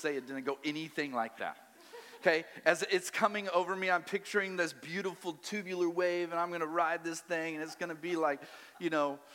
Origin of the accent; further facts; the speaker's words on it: Colorado, United States; also born or lived in Maui, Hawaii; now in Wichita, United States; I'm from Colorado